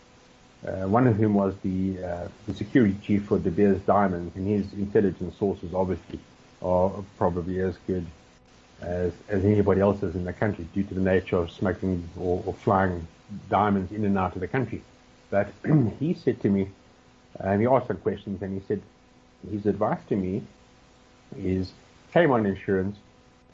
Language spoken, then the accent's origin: English; South Africa; our being South African